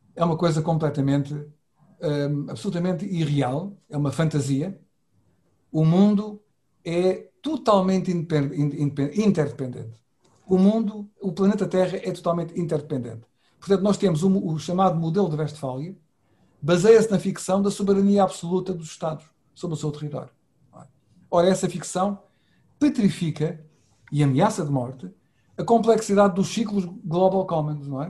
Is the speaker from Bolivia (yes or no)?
no; Setúbal, Portugal; na minha cidade natal, que é Setúbal